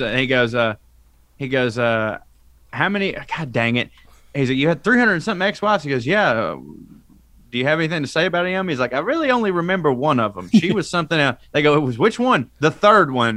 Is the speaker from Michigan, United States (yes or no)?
no; North Georgia, United States; I'm from Marjorie Taylor Greene's district here in North Georgia